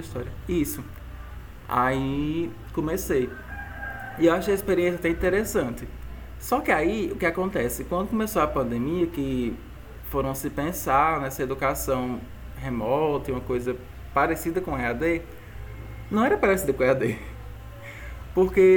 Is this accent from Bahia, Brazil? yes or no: no; Tarrafas, Ceará, Brazil; also born or lived in Juazeiro do Norte; eu vim para Tarrafas, que é minha terrinha